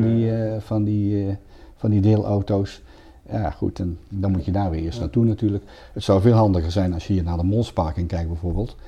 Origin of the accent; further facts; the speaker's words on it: Breda, North Brabant, Netherlands; ik ben geboren en getogen in Breda